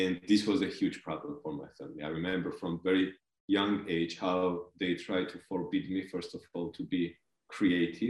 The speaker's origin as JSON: {"language": "English", "country": "Georgia", "tie": "born or raised there", "also_born_or_lived": "Belgium", "second_language": "English", "moved": "yes", "lives_now": "Germany", "said": "originally I come from Georgia. I was born and grown up on a countryside, a little bit far away from the capital of Georgia, Tbilisi."}